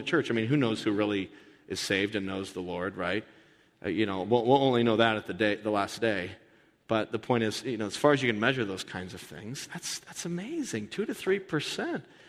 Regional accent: United States; as an American

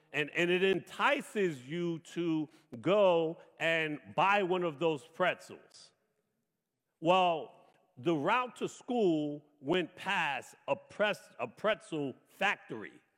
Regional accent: New York City, New York, United States; I grew up in Brooklyn, the oldest of eight children

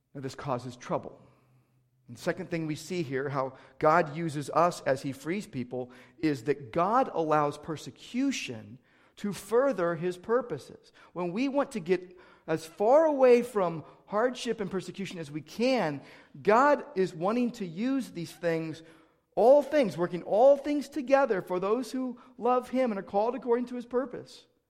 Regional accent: United States; as American Christians

